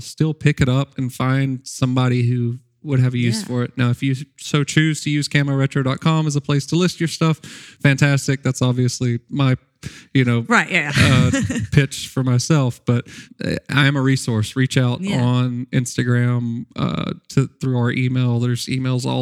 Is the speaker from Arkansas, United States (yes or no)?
yes; Nashville, Arkansas, United States; I worked for my town paper growing up in Nashville, Arkansas. I went to Nashville High School